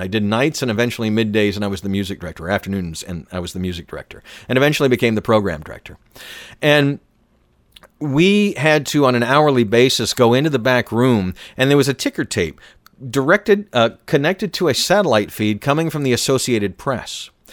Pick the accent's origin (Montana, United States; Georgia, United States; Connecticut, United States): Georgia, United States; Atlanta; I'm from Atlanta